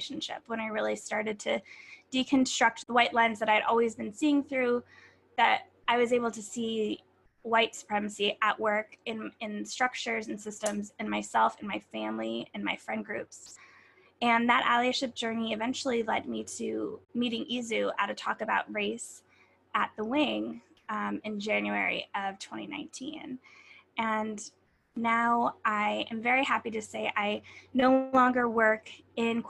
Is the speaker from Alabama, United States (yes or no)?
no; Pennsylvania, United States; moved away as an adult; now in New York, United States; I grew up in Pennsylvania to a Jewish father and a Catholic mother